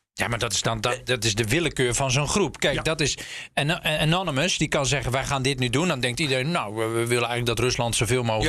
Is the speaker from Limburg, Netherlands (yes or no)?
no; Zeeland, Netherlands; moved away; In mijn oude geboorte, van nou, waar ik ben opgegroeid in Zeeland